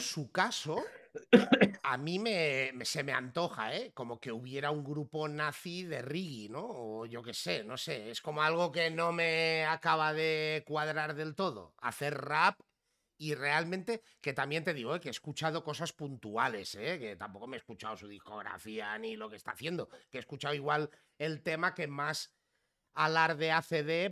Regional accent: Figueres, Catalonia, Spain; accent: Barcelona; yo me he criado casi, o sea, toda mi infancia y mi adolescencia eh, en Girona y más concretamente en Figueras, al lado de la frontera con Francia.

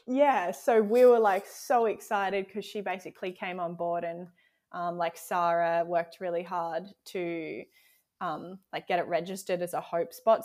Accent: South Australia, Australia; also born or lived in Exmouth, Western Australia; now in Tasmania, Australia; I grew up in South Australia

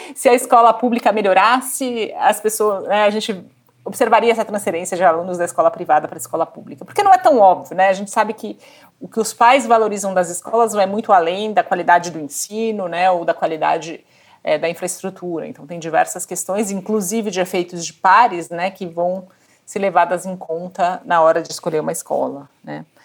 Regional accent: Brazil; eu cresci no Brasil

